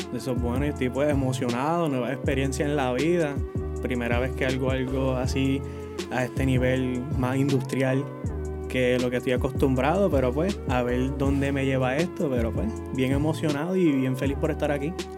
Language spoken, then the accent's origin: Spanish; Ponce, Puerto Rico; soy aquí de Ponce